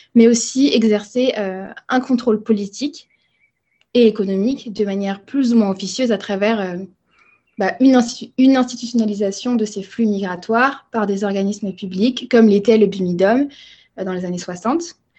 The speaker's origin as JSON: {"language": "French", "country": "France", "tie": "born or raised there", "said": "moi je suis une génération, on va dire post-bimidum, donc ça veut dire que j'ai grandi en France."}